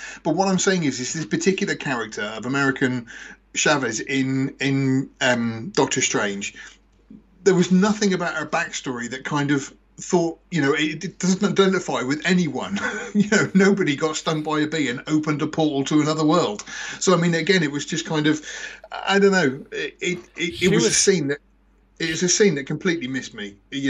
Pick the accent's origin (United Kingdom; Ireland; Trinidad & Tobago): United Kingdom; England; In England.